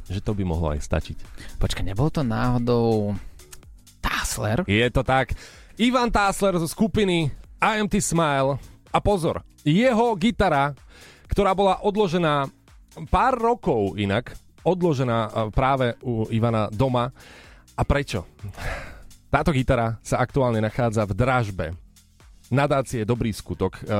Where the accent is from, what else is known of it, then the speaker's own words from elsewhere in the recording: eastern Slovakia, Slovakia; Som z východu, ale sama som sa zarazila, čo to je.